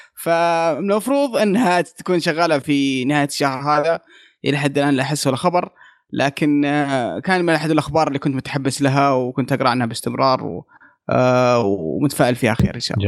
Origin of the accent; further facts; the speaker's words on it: Saudi Arabia; عندنا في السعودية